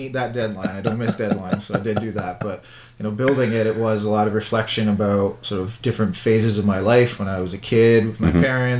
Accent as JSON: {"language": "English", "town": "Ottawa", "region": "Ontario", "country": "Canada", "tie": "born or raised there", "said": "a sign of my life and experiences growing up in Ottawa"}